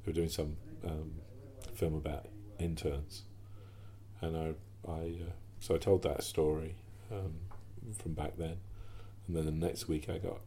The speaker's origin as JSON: {"language": "English", "country": "United Kingdom", "also_born_or_lived": "New York", "said": "being a British person and working for the NFL"}